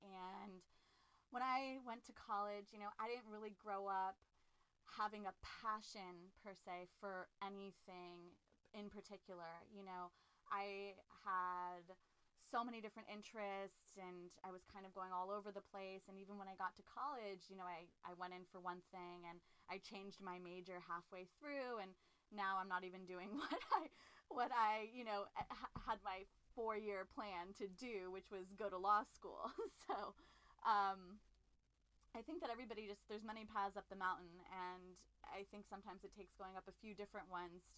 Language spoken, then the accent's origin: English; Los Angeles, California, United States; I am a LA native, born and raised in Los Angeles, California.